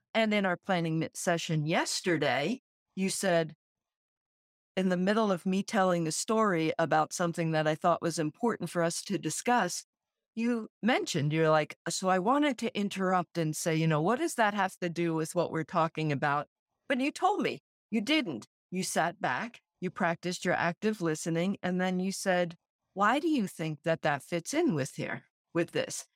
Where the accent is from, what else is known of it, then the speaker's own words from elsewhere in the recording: Central New Jersey, United States; also born or lived in Brooklyn, New York; I grew up in New Jersey